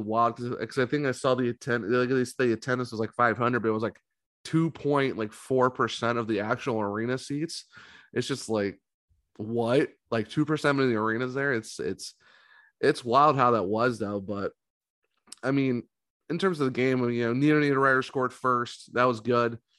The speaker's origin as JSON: {"language": "English", "region": "Ohio", "country": "United States", "moved": "yes", "said": "I'm from Ohio"}